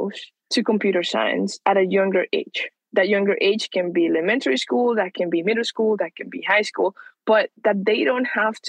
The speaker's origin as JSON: {"language": "English", "country": "Venezuela", "tie": "born or raised there", "moved": "yes", "lives_now": "United States", "said": "I'm from Venezuela. That's where I grew up."}